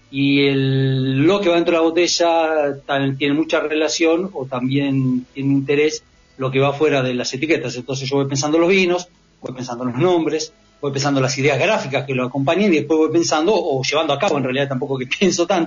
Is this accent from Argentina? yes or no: yes; Buenos Aires, Argentina; moved away; yo em, soy porteño, me vine a vivir acá hace 16 años